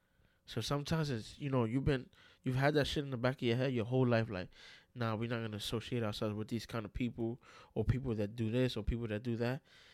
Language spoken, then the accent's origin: English; New York City, New York, United States; I'm from New York City, New York City, like Bronx, Brooklyn, Queens, Manhattan. I'm from there.